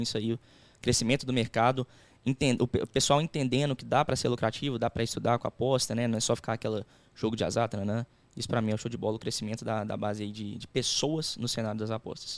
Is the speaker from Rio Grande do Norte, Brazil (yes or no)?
no; Belo Horizonte, Minas Gerais, Brazil; A gente é de BH